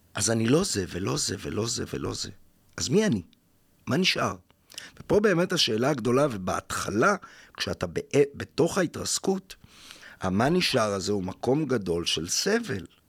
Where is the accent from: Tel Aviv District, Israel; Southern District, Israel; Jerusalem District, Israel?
Tel Aviv District, Israel; Jaffa; ואני חוזר ליפו, עיר הולדתי